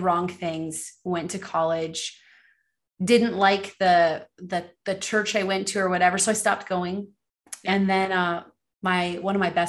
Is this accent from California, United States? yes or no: yes; Los Angeles, California, United States; being born and raised in Los Angeles, California